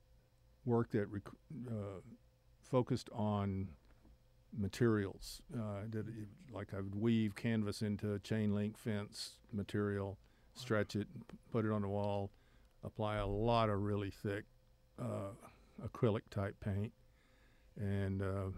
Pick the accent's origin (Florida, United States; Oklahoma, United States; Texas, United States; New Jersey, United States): Texas, United States; Odessa; also born or lived in Corpus Christi, Texas; I grew up in Odessa, Texas